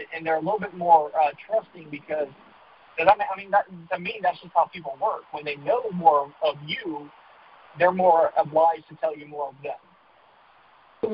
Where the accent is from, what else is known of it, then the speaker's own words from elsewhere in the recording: Charleston, South Carolina, United States; moved away as an adult; also born or lived in Virginia Beach, Virginia / Atlanta, Georgia; being in Charlotte got me closer to my hometown in Charleston, South Carolina